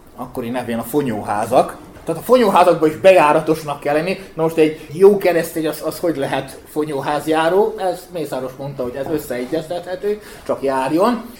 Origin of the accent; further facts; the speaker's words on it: Bačka Topola, Vojvodina, Serbia; én Topolyi származás születésű vagyok